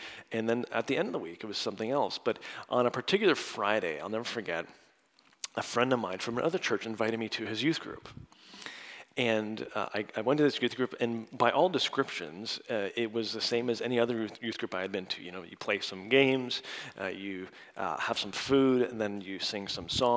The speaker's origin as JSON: {"language": "English", "country": "Canada", "moved": "yes", "lives_now": "United States", "said": "I'm from Canada, but now I'm dual as of last summer"}